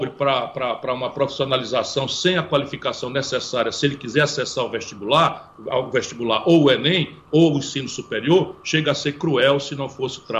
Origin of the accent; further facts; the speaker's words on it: Pindamonhangaba, São Paulo, Brazil; born there; Eu nasci em Pindamonhangaba, mas assim, não é por isto, é porque sem São Paulo o Brasil não muda.